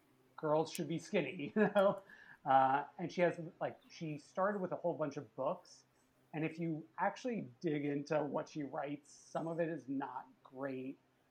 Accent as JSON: {"language": "English", "region": "New York", "country": "United States", "said": "I'm originally from New York"}